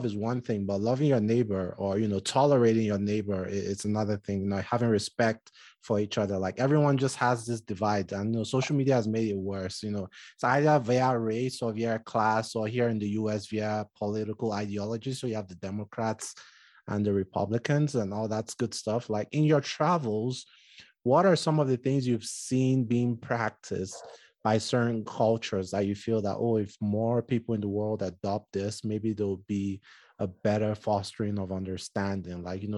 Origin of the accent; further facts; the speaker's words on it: southern Nigeria, Nigeria; now in United States; I'm Nigerian, and, you know, I'm from Southern Nigeria